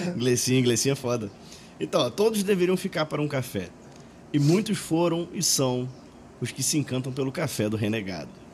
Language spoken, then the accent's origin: Portuguese; Maricá, Rio de Janeiro, Brazil; moved away as an adult; also born or lived in Pará; now in Belo Horizonte, Brazil; sou paraense, crescido, no, criado no Rio de Janeiro, em Maricá, Rio de Janeiro, agora 10 anos já morando em Minas Gerais